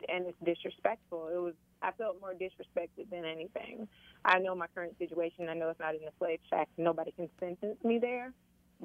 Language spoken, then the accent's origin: English; Tifton, Georgia, United States; I'm from Tifton. I was born and raised there